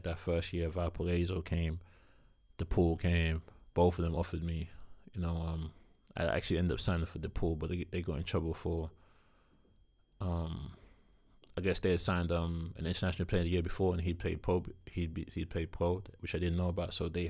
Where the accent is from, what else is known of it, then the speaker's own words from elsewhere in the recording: South East England, United Kingdom; And we're both from Kent.